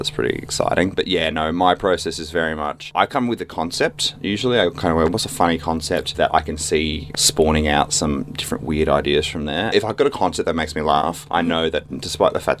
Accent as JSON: {"language": "English", "town": "Brisbane", "region": "Queensland", "country": "Australia", "moved": "yes", "lives_now": "Melbourne, Australia", "said": "I'm from Brisbane originally. I'm now Melbourne-based."}